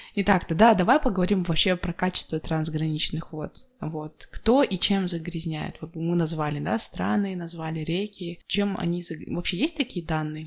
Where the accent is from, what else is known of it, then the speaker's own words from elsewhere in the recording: Jambyl Region, Kazakhstan; я же больше из Жамбылской области